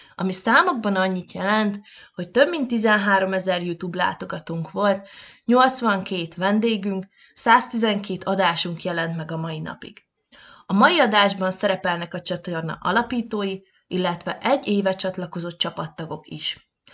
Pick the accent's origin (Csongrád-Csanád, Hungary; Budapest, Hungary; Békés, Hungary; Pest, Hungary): Békés, Hungary; Csorvás; Csorvás, Békés megyei vagyok.